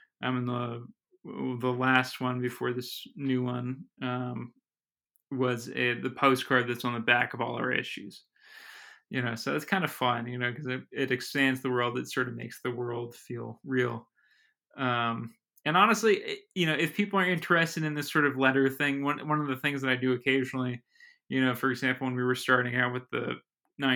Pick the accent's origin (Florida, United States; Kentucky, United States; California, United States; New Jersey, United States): New Jersey, United States; Summit; born or raised there